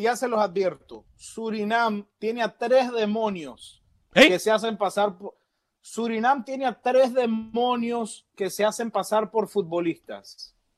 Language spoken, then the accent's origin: Spanish; Nicaragua; Se lo digo yo como nicaragüense que ama su selección